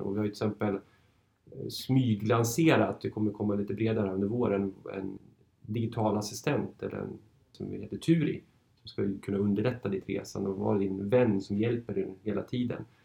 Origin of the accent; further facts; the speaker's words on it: Norrland, Sweden; moved away as an adult; also born or lived in Uppsala / Stockholm; jag är född och uppvuxen i Norrland